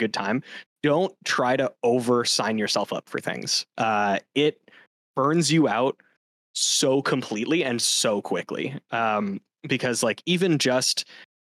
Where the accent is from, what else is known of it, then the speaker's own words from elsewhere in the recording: Canada; as a Canadian